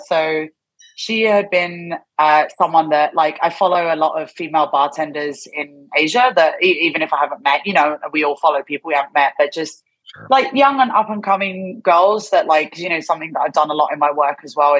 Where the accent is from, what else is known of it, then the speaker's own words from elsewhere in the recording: England, United Kingdom; now in Japan; And obviously I'm from England.